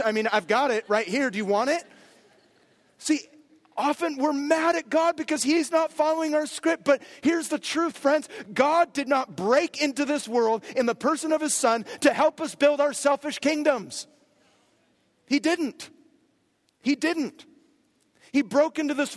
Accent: near Berkeley, California, United States; I grew up near Berkeley

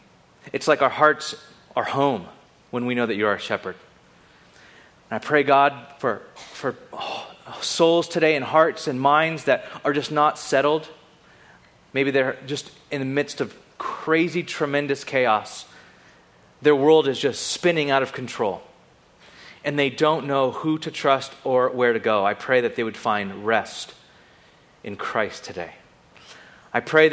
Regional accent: Bakersfield, California, United States; also born or lived in Carpinteria / Ventura

